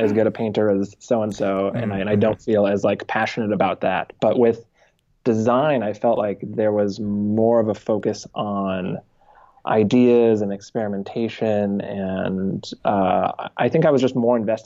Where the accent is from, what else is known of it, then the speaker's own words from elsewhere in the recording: Danville, California, United States; also born or lived in Martinez, California; I grew up in Northern California